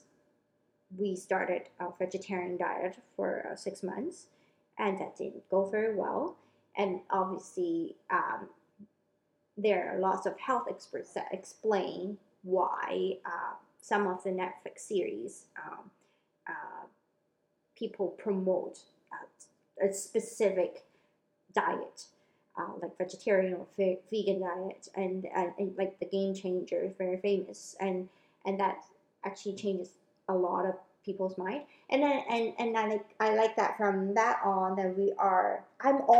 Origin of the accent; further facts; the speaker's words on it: Hong Kong; moved away; I grew up in Hong Kong